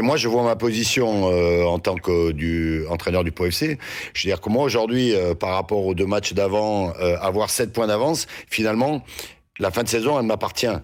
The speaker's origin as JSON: {"language": "French", "town": "Saint-Étienne", "region": "Auvergne-Rhône-Alpes", "country": "France", "said": "moi, je suis Stéphanois"}